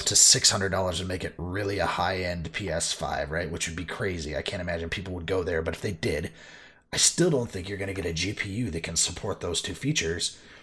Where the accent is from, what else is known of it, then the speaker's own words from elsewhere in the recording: Minnesota, United States; Me being a Minnesota boy